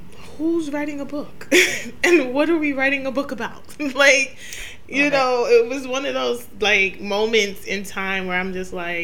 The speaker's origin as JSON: {"language": "English", "town": "New York City", "region": "New York", "country": "United States", "tie": "born or raised there", "said": "I grew up in Queens, New York"}